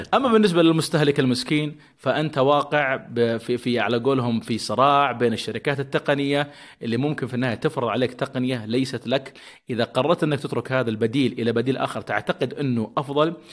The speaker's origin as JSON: {"language": "Arabic", "country": "Saudi Arabia", "said": "عندنا في السعودية"}